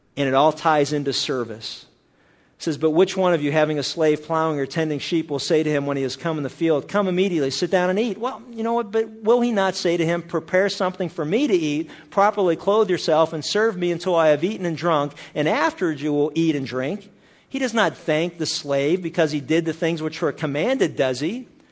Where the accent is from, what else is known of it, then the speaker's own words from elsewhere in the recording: Pennsylvania, United States; I was a kid growing up in Pennsylvania